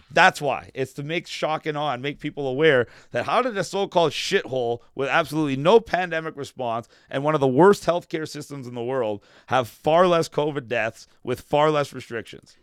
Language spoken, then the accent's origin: English; Vaughan, Ontario, Canada; also born or lived in North York, Toronto; I grew up in Woodbridge with a lot of Italians, as a matter of fact.